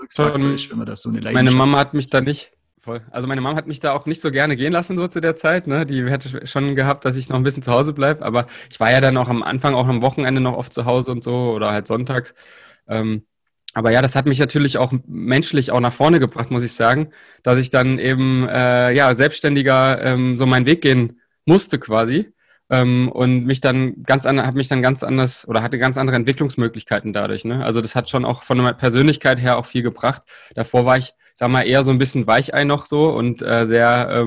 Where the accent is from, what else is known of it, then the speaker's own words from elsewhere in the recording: Saxony-Anhalt, Germany; also ich komme ja aus Sachsen-Anhalt und da ist es halt auch immer noch so, so ein bisschen, da sind noch rudimentär so ein bisschen die Strukturen von der, vom DDR-Sport noch vorhanden